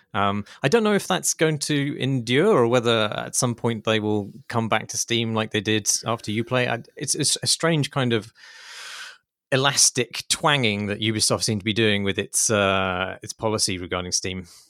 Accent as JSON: {"language": "English", "country": "United Kingdom", "said": "as a British person"}